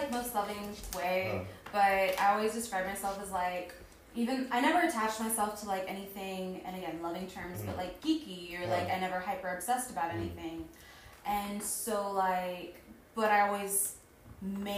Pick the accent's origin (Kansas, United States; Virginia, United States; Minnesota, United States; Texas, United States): Kansas, United States; Kansas City; I'm Wyandotte County, born and raised, but first generation Mexican.